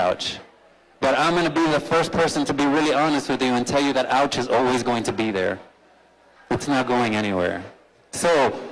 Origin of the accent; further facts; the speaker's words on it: Miami, Florida, United States; I was born in Miami